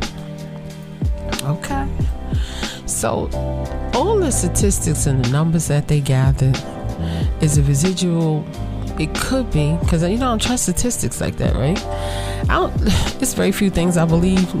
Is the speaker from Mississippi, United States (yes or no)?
no; New York City, New York, United States; growing up in Brooklyn, I saw Brooklyn change over a summer.